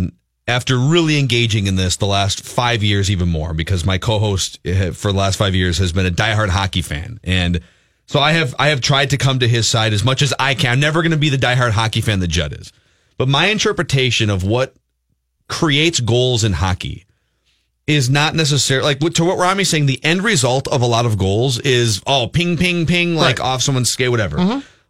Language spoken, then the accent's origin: English; Minnesota, United States; I am born and bred in Minnesota